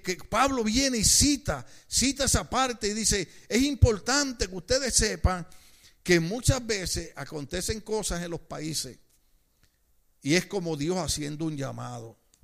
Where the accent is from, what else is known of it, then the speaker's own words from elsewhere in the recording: Puerto Rico; yo recuerdo los años cuando, cuando trataban de cerrarnos una iglesia en Puerto Rico